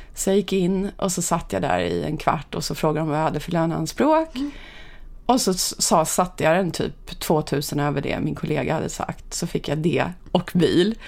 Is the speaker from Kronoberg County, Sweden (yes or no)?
no; Upplands Väsby, Stockholm County, Sweden; jag är uppvuxen i Upplands Väsby ja. där jag faktiskt bodde i samma hus från det jag föddes till jag blev 18 år ungefär